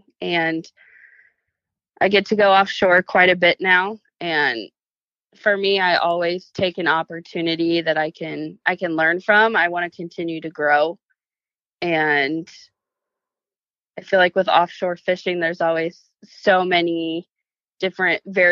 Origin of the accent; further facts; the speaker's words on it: Charleston, South Carolina, United States; growing up in Charleston